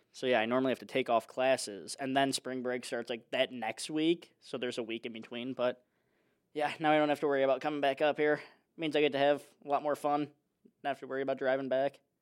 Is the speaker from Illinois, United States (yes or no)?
yes; Chicago, Illinois, United States; moved away; I'm from Chicago